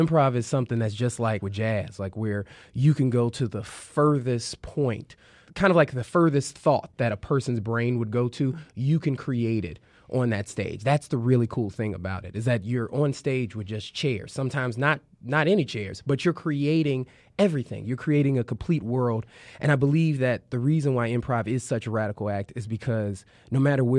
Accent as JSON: {"language": "English", "town": "Chicago", "region": "Illinois", "country": "United States", "said": "I'm from the South Side of Chicago, still live on the South Side of Chicago"}